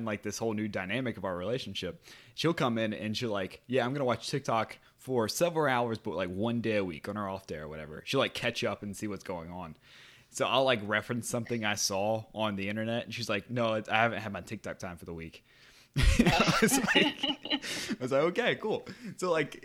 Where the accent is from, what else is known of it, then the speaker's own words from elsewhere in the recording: Louisiana, United States; I'm from Louisiana